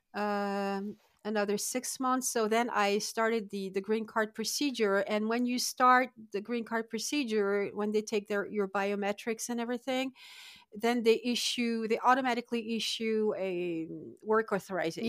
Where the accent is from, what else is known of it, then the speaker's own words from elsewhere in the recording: Lille, Hauts-de-France, France; moved away as an adult; now in Adirondack Mountains, New York, United States; I'm originally from Lille